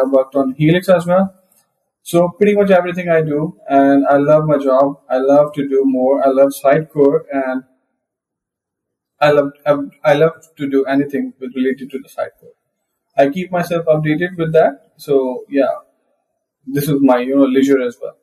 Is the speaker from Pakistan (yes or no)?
yes; Pakistan; I'm from Pakistan, first and only MVP from Pakistan